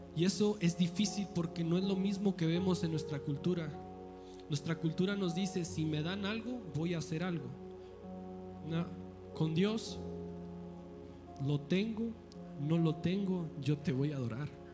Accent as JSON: {"language": "Spanish", "country": "Mexico", "said": "soy mexicano"}